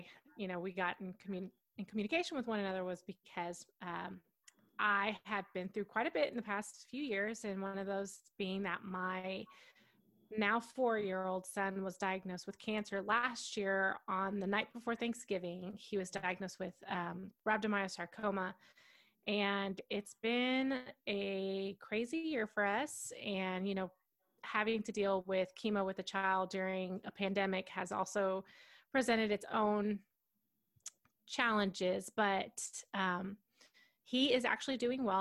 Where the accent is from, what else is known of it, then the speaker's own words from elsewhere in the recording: Allen, Texas, United States; I grew up in Texas my whole life in a little, well, it's a small town, Allen, Texas